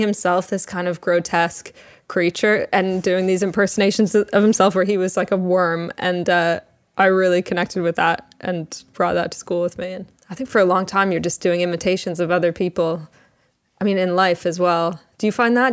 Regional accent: Toronto, Ontario, Canada; moved away as an adult; now in England; I was born in Toronto

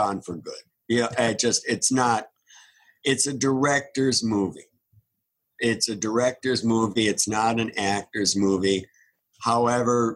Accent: Minneapolis, Minnesota, United States; moved away as an adult; I grew up in Minneapolis. I was there.

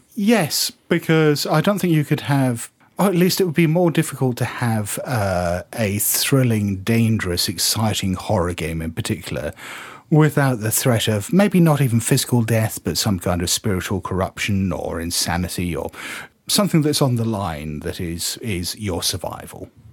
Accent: United Kingdom; we're, we're British

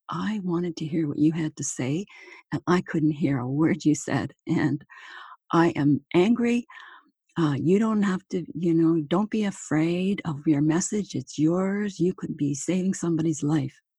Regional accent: Manitoba, Canada; moved away as an adult; also born or lived in Toronto, Ontario / Hamilton, Ontario; my hometown

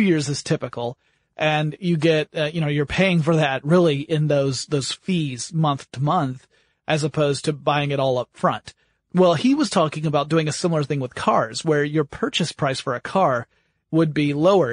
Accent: United States; being American

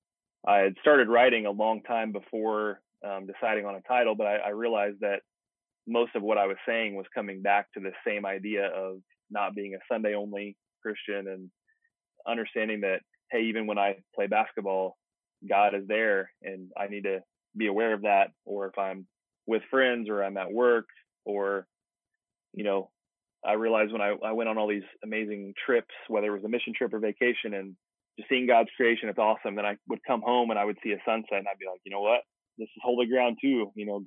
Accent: United States; I'm extremely proud to be an American.

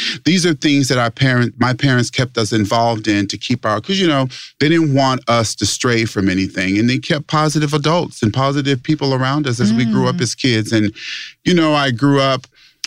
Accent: Las Vegas, Nevada, United States; I'm from Las Vegas, Nevada. Born and raised in Las Vegas, Nevada.

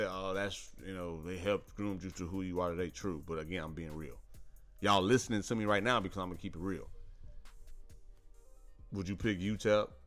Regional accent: Midwest, United States; moved away as an adult; also born or lived in Chicago / Gary, Indiana; now in Houston, United States; born and raised in the Midwest. Y'all already know my, my my core is the Midwest. But as an adult, raising a family, I love Houston.

